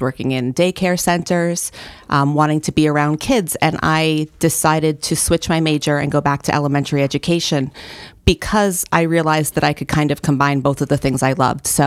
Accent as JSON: {"language": "English", "town": "New Milford", "region": "Connecticut", "country": "United States", "tie": "born or raised there", "lives_now": "Waterbury, United States", "said": "So, uh, not in this area. I currently live in Waterbury. I've been there for about 15 years."}